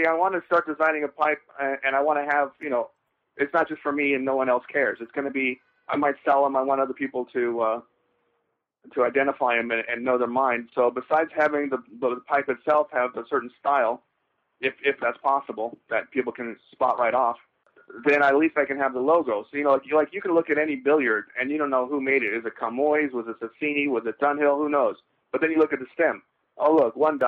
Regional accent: Los Angeles, California, United States; I was born in Los Angeles and near Hollywood

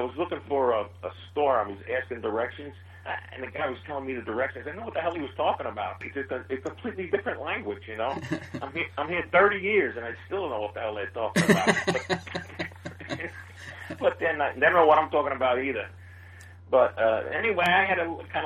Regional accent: New York City, New York, United States; moved away as an adult; now in Nashville, United States; I'm originally from Queens, New York

